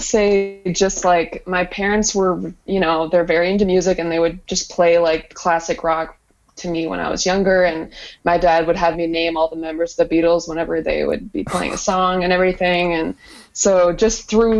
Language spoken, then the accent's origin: English; Ames, Iowa, United States; from Ames